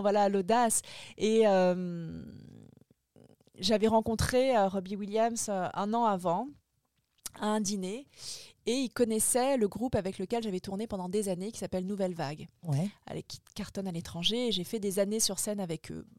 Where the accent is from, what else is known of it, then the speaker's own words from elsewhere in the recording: French Polynesia; moved away as an adult; now in Paris, France; mon enfance, ma vie à Tahiti